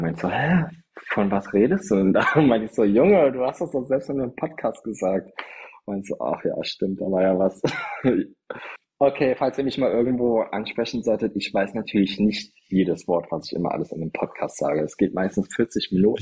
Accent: Trier, Rhineland-Palatinate, Germany; now in Berlin, Germany; da wo ich herkomme

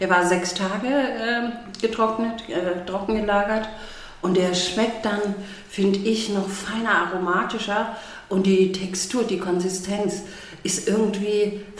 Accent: Baden-Württemberg, Germany; ich komme aus dem Schwabenland, und meine Familie kocht leidenschaftlich gerne

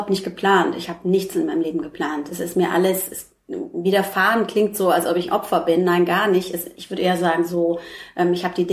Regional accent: Frankfurt, Hesse, Germany; now in Hamburg, Germany; Ich komme aus Frankfurt.

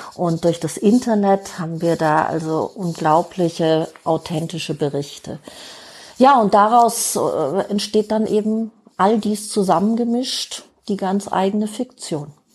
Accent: Germany; Bei uns in Deutschland

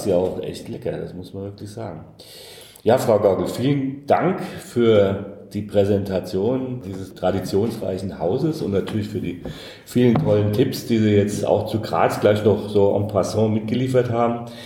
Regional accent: Hesse, Germany; ich bin Hesse. Ähm, deshalb sage ich immer Dorscht, also Durst

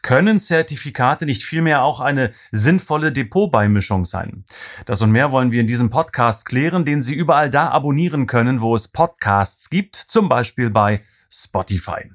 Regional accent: the East, East Germany, Germany; ich komme aus dem Osten, da haben wir eher Russisch äh, gehabt ab der fünften Klasse.

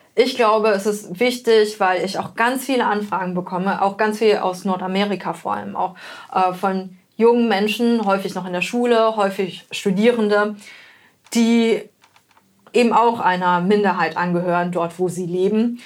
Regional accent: Germany; ich bin in Deutschland geboren, auf, aufgewachsen

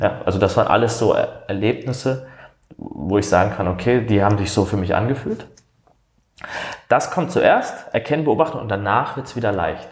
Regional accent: Baden-Württemberg, Germany; accent: Badisch; moved away as an adult; now in Hamburg, Germany; vielleicht hört man es aus dem Dialekt, ich komme aus dem Badischen, das ist Süddeutschland

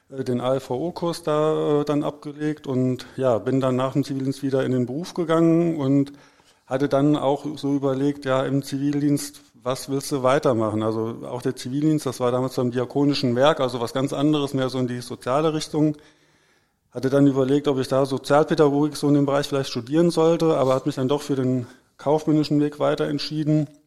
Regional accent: Herborn, Hesse, Germany; ich komme nicht aus dem Ruhrgebiet, also ich komme aus Hessen, aus dem schönen Herborn. Das liegt so zwischen Siegen und Gießen inmitten von Hessen

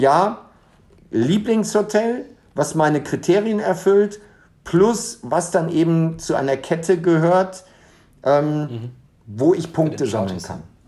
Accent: Germany; now in Dubai, United Arab Emirates; als Deutscher

